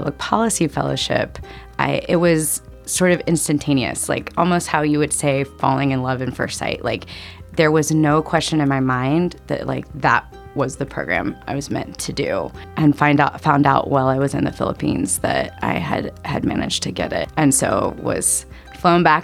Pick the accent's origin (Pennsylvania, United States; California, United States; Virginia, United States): Virginia, United States; Northern; growing up in Northern Virginia and the Washington, D.C. area